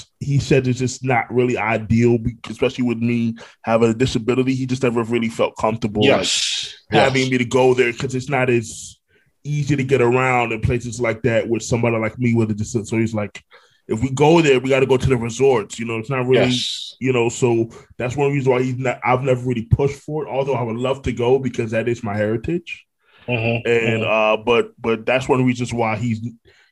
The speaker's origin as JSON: {"language": "English", "region": "New York", "country": "United States", "said": "I'm originally from Brooklyn, New York"}